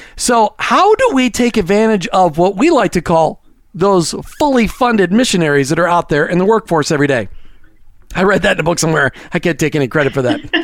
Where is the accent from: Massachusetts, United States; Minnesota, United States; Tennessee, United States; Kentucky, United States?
Minnesota, United States; I was from Minnesota, the great state of Minnesota